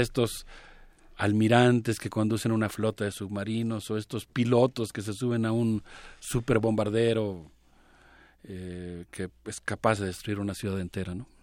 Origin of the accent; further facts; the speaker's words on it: Mexico; como universitarios, como mexicanos